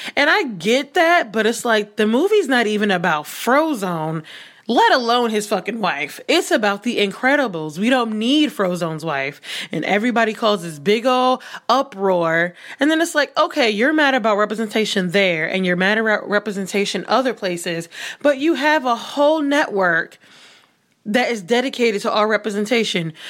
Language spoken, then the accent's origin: English; New York City, New York, United States; somebody who grew up, born and raised in New York City